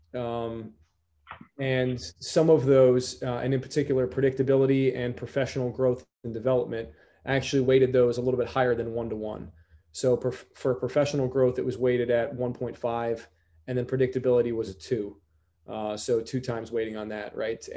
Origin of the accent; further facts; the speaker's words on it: Stamford, Connecticut, United States; moved away as an adult; I'm originally from Stamford, Connecticut